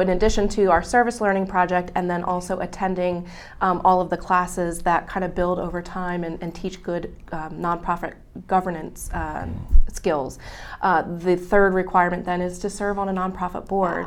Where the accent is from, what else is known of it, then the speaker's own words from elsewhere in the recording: Berks County, Pennsylvania, United States; also born or lived in Harrisburg, Pennsylvania; I'm actually a Berks County native